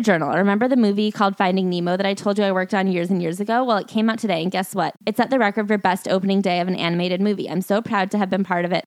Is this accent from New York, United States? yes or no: yes; New York, United States; I'm a New Yorker